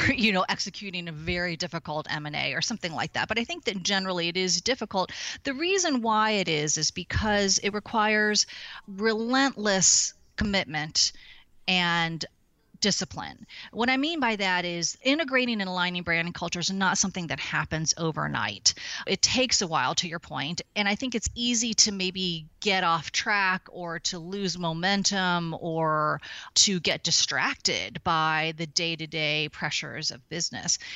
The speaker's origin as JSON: {"language": "English", "town": "St. Louis", "region": "Missouri", "country": "United States", "tie": "born or raised there", "also_born_or_lived": "Chicago / San Diego", "moved": "as an adult", "lives_now": "San Francisco, United States", "said": "I was born and raised in Saint Louis, Missouri"}